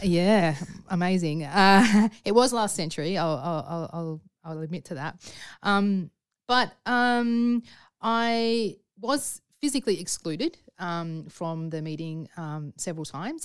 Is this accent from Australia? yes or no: yes; Sydney, New South Wales, Australia; my experience growing up in Sydney